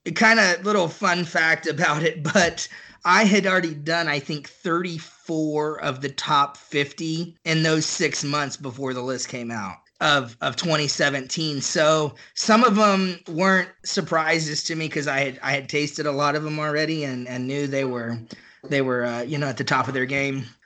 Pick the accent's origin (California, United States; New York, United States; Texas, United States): Texas, United States; Buda; now in Dallas Fort Worth area, United States; I grew up just south of Austin in a, in a little town called Buda